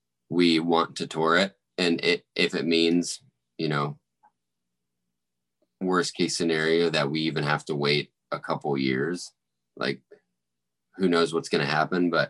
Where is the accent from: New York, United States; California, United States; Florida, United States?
Florida, United States; St. Augustine; moved away as an adult; also born or lived in Nashville, Tennessee; Like I actually grew up here. I went from preschool all the way to college here in my hometown, which is St. Augustine, Florida